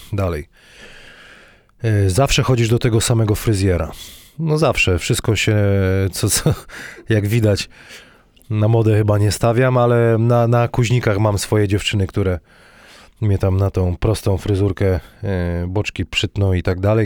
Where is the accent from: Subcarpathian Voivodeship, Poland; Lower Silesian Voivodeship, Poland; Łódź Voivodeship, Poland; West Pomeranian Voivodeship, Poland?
Lower Silesian Voivodeship, Poland; Wrocław